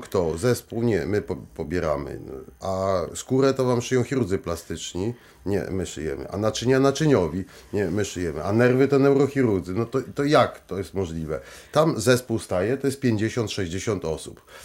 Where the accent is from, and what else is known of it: Poland